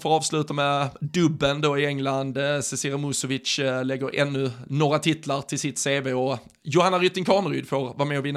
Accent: Sweden; de gladaste bilderna man från, eller som svensk har sett de senaste dagarna

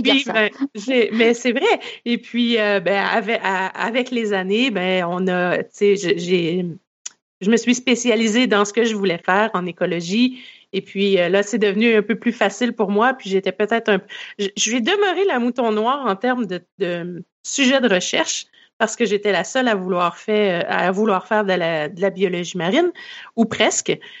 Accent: Quebec, Canada; moved away as an adult; also born or lived in Vancouver, Canada; vous allez l'entendre à mon accent. Je suis née au Québec et j'ai grandi au Québec.

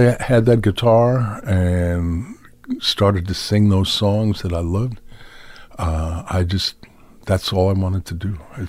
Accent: New York City, New York, United States; also born or lived in Skowhegan, Maine; I grew up in New York City.

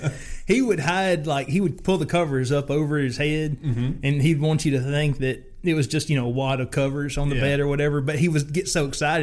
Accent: the South, Southern United States, United States; as a Southerner

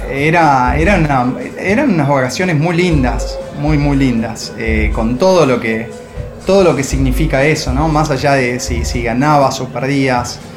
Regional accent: Argentina; also born or lived in Madrid, Spain

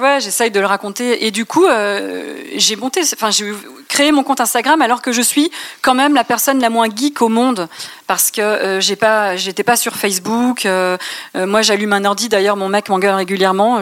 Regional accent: Reims, Grand Est, France; also born or lived in Paris; je suis rémoise, mais j'ai quitté Paris pour aller m'installer à Reims quand notre fille a eu un an.

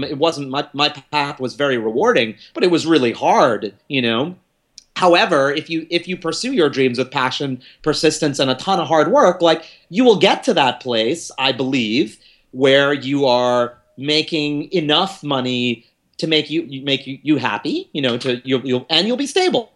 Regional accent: New York City, New York, United States; I was born here in New York City

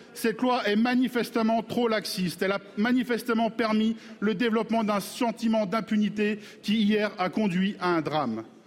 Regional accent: Clichy-sous-Bois, Île-de-France, France; also born or lived in Congo-Brazzaville; j'ai grandi à Clichy-sous-Bois Montfermeil

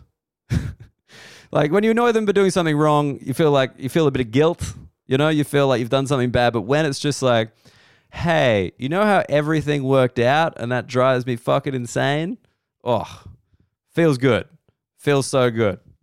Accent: Sydney, New South Wales, Australia; also born or lived in London / Berlin; I'm, I'm from Sydney. I've lived in London

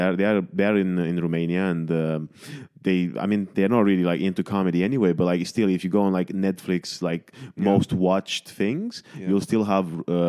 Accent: Manchester, North West England, United Kingdom; because I came from Manchester and like there were none.

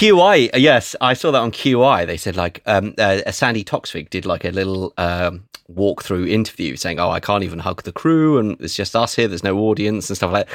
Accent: England, United Kingdom

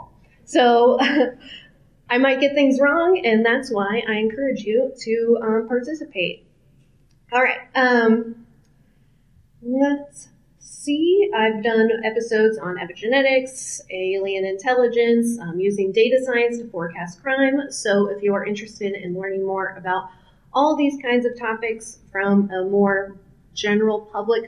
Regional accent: Kansas City, Missouri, United States; my hometown of Kansas City, Missouri

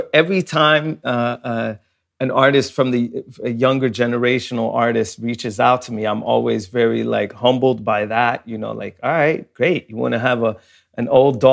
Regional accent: Sweden; when I grew up in Sweden

